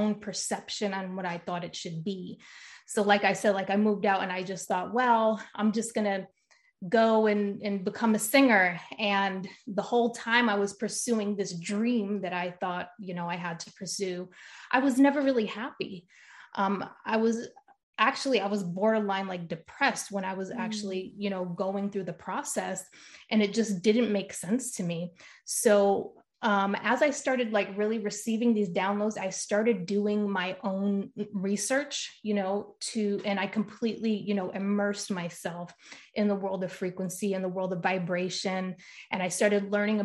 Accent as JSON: {"language": "English", "region": "Rhode Island", "country": "United States", "tie": "born or raised there", "moved": "as an adult", "lives_now": "California, United States", "said": "I'm from Rhode Island originally."}